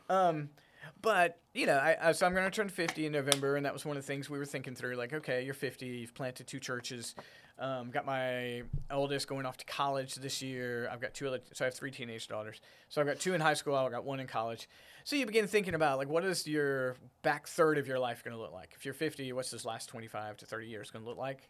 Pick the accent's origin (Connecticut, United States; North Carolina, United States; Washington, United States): North Carolina, United States; Smithfield; moved away as an adult; also born or lived in Garner, North Carolina / Raleigh, North Carolina / Rocky Mount, North Carolina; now in Fredericksburg, United States; I grew up in Smithville, which is right there on the I ninety-five